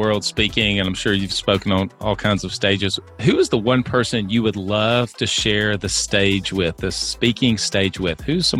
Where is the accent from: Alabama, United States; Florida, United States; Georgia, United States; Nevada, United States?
Alabama, United States; Yeah, I am from Alabama, but I'm an Auburn guy, so.